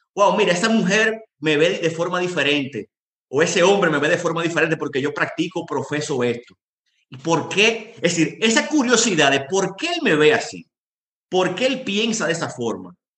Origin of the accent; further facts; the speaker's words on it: Dominican Republic; moved away as an adult; also born or lived in Yemen; yo llegué solo, un dominicano